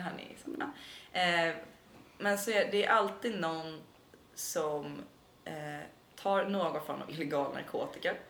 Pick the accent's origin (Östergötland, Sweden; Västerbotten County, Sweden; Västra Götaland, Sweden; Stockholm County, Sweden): Stockholm County, Sweden; Stockholm; mina släktingar som alltid har bott på Södermalm och går way back och mm, vi är mm. äkta stockholmare